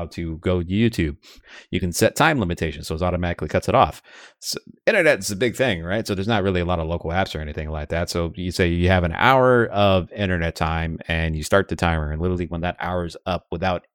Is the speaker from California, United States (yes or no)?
yes; Lynwood, California, United States; I grew up in Linwood.